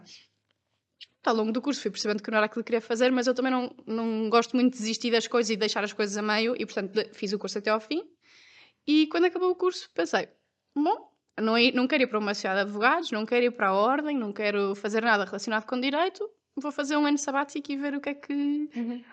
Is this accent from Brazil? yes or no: no; Porto, Norte, Portugal; also born or lived in Lisbon; eu sou do Porto e tirei o curso em Lisboa